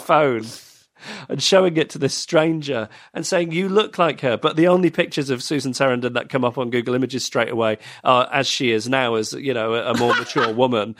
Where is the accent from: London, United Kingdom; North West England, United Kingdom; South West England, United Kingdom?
North West England, United Kingdom; Manchester; moved away; I was born in Manchester.